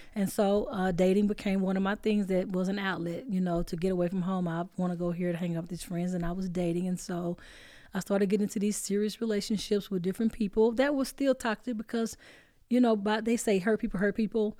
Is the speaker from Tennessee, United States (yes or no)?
no; Dallas, Texas, United States; I'm from Oak Cliff